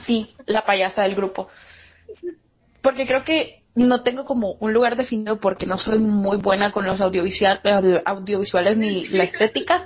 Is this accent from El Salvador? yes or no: yes; El Salvador; Soy de El Salvador